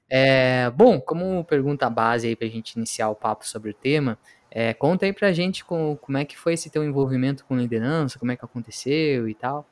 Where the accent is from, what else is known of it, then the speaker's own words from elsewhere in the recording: Pelotas, Rio Grande do Sul, Brazil; eu sou natural de Pelotas